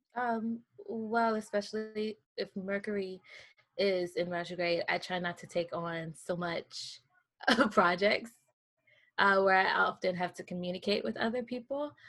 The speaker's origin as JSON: {"language": "English", "region": "the South", "country": "United States", "moved": "yes", "lives_now": "Manhattan, United States", "said": "I am from the South"}